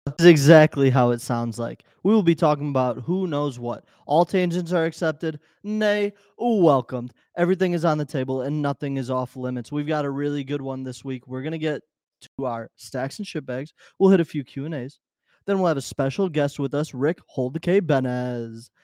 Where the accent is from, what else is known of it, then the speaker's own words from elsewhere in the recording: Chicago, Illinois, United States; we're from Chicago. We are not from anywhere outside of Chicago